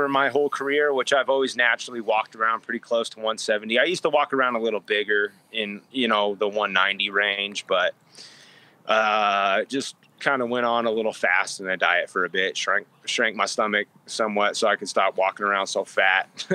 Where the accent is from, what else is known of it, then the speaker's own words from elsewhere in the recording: United States; as an American